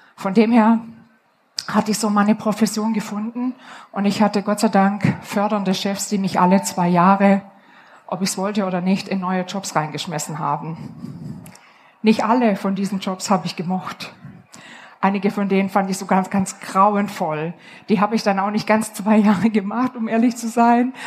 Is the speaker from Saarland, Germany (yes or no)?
no; Upper Swabia, Baden-Württemberg, Germany; Ich komme aus dem Oberschwäbischen